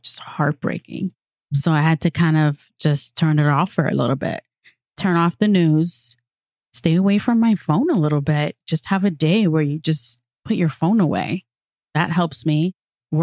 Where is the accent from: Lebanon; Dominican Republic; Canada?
Dominican Republic; Santo Domingo; I am from Santo Domingo, República Dominicana